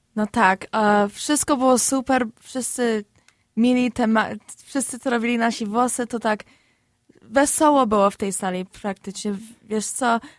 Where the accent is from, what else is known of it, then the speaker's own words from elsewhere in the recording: Chicago, Illinois, United States; Obydwie się urodziliśmy w Chicago